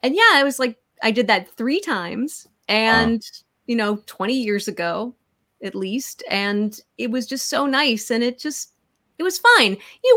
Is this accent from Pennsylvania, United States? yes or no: yes; Pittsburgh, Pennsylvania, United States; moved away as an adult; I grew up in Pittsburgh.